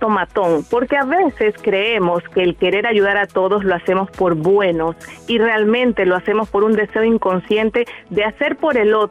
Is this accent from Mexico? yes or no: yes; Torreón, Coahuila, Mexico; now in Grayland, United States; Lo escucho aquí de Grayland, Texas, ciudad vecina de Dallas, Texas. Soy originaria de Torreón, Coahuila.